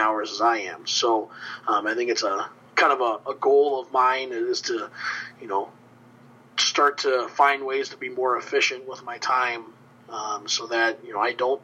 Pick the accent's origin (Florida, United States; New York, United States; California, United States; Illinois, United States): Illinois, United States; Joliet; now in Dubuque, United States; I grew up in Joliet, Illinois